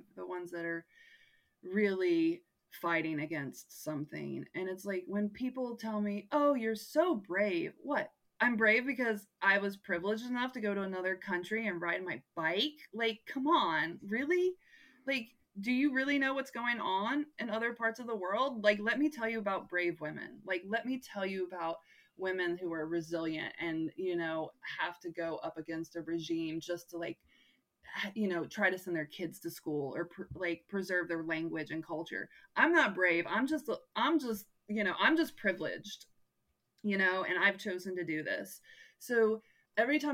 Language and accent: English; United States; I'm from America